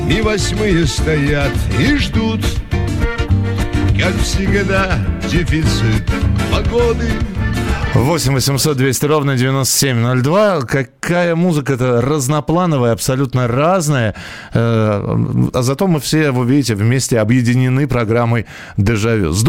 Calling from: Valencia, Valencian Community, Spain; Здравствуйте … из Испании, Валенсии.

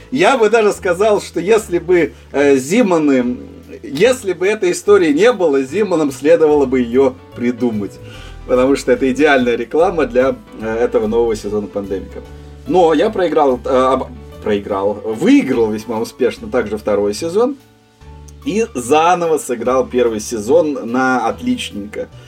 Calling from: England, United Kingdom; А я вещаю сейчас из Англии, у меня как раз день, я бы сказал, самый разгар.

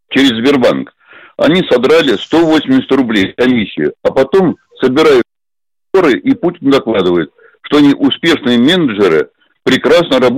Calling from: Moscow, Russia; из Москвы, пенсионер, мне 77 лет.

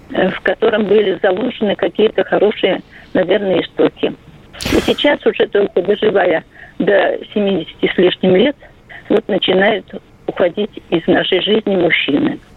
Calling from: Nizhny Novgorod, Nizhny Novgorod Oblast, Russia; Я, хочу, я из Нижнего Новгорода.

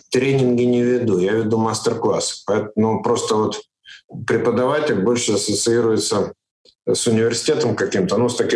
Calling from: Riga, Latvia; Нет, я же вообще живу в Латвии постоянно. Сейчас вот я из Риги разговариваю из своего дома.

